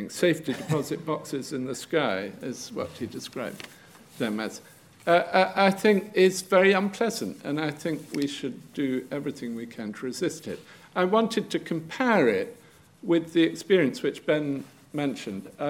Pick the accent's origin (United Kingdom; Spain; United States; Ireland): United Kingdom; London; as a Londoner, you know, they're not familiar names of the architectural circuit.